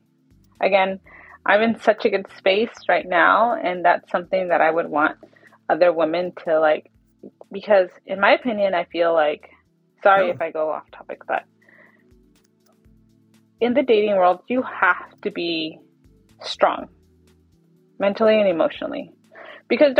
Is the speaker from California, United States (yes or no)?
yes; Dinuba, California, United States; moved away; Dinuba, where that's my hometown, when I go back home to visit my mom